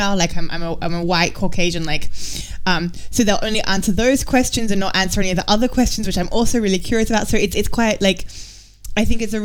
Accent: Australia; now in Germany; growing up in Australia

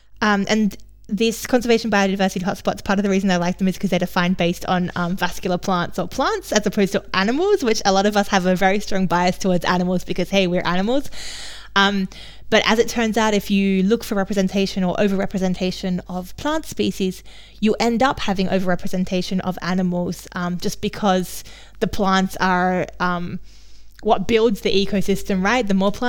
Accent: Australia; accent: mixed; now in Germany; I come from Australia, for those of you who don't know. My accent is now very messed up from being too long in Germany

